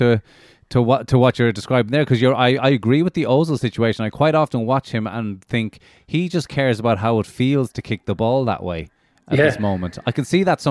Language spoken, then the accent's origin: English; Cork, Munster, Ireland; also born or lived in Dublin; I grew up playing predominantly schoolboy in Cork and then into Dublin